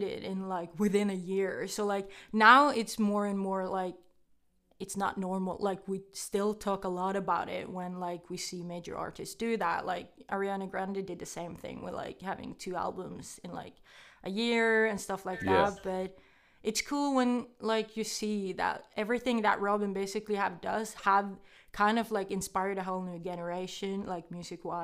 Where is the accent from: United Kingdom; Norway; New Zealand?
Norway; I am from Norway